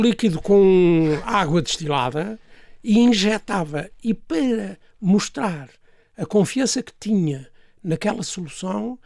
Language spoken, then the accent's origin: Portuguese; Portugal; um dos colégios mais eh, prestigiados no nosso país